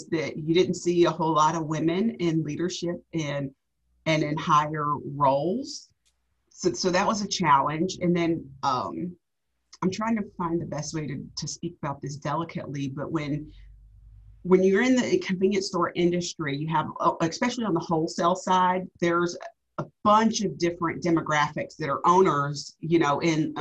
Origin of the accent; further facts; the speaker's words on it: Georgia, United States; moved away as an adult; also born or lived in Tampa, Florida; I'm actually from the Georgia area